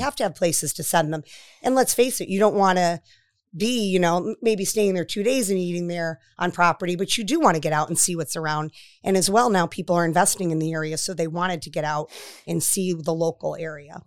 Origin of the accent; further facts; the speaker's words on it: Waterbury, Connecticut, United States; moved away; also born or lived in Florida / Westerly, Rhode Island; I'm from Waterbury, Connecticut